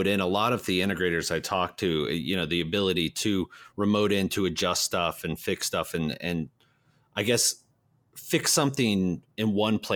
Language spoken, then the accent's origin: English; Arlington Heights, Illinois, United States; I actually grew up around Chicago in the Arlington Heights area